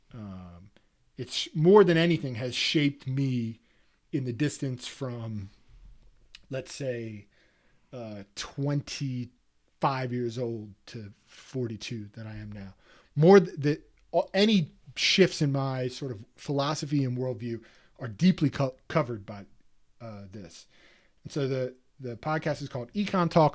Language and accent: English; East Coast, United States; growing up on the East Coast